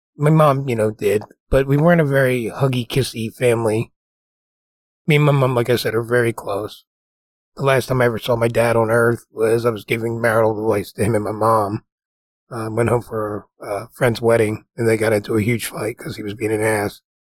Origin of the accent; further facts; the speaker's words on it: New Jersey, United States; the house we grew up in New Jersey was pretty nice